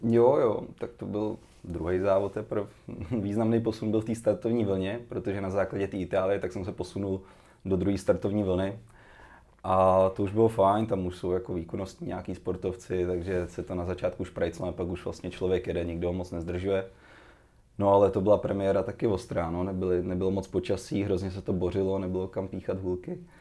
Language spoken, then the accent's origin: Czech; Cheb, Karlovy Vary Region, Czechia; jsem začínal v Chebu, odkud pocházím